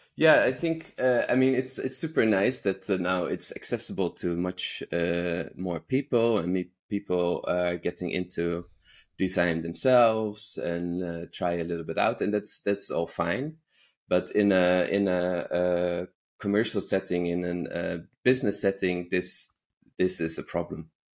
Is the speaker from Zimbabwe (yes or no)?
no; Netherlands; moved away as an adult; now in Berlin, Germany; I grew up in the Netherlands